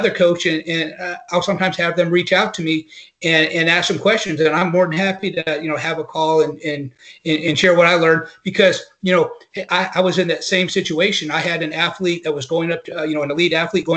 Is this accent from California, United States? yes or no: no; North Carolina, United States; also born or lived in Mississippi; I grew up in the South. I grew up in North Carolina. I went to school in Mississippi